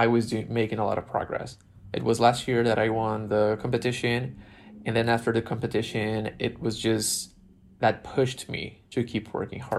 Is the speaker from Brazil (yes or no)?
yes; Brazil; moved away as an adult; now in Los Angeles, United States; my experience in my island and my hometown in Brazil